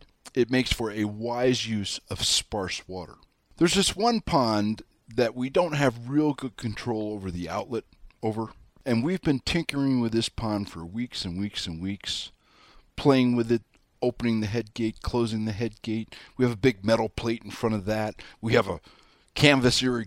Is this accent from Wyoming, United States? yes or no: yes; Wyoming, United States; I'm your hayseed from Wyoming